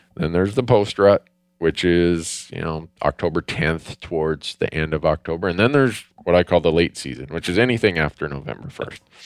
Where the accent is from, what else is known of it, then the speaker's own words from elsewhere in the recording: Minnesota, United States; I grew up in Minnesota